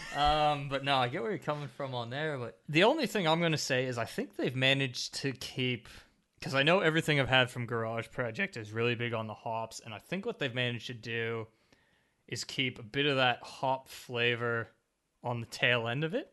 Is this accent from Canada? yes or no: yes; Canada; now in Australia; Growing up in Canada